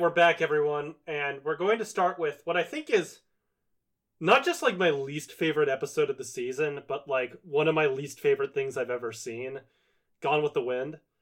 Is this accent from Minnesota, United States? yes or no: no; Virginia, United States; I've known so many guys like Federline growing up in Virginia